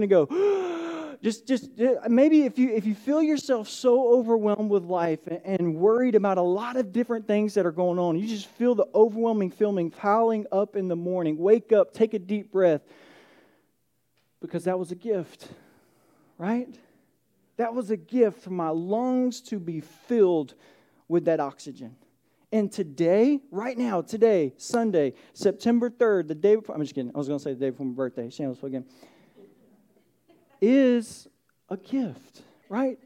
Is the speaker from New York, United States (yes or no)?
no; Atlanta, Georgia, United States; moved away as an adult; now in Lowcountry, South Carolina, United States; I grew up in Georgia